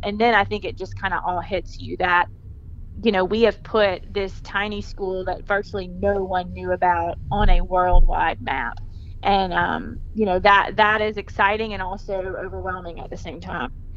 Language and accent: English; Clinton, Mississippi, United States; also born or lived in Birmingham, Alabama; I grew up in Clinton, Mississippi, which is a suburb of Jackson, Mississippi. I lived there my whole life.